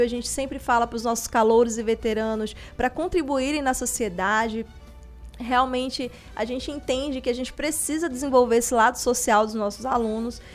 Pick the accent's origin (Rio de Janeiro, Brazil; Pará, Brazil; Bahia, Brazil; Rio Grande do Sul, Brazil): Pará, Brazil; Castanhal; Eu sou de Castanhal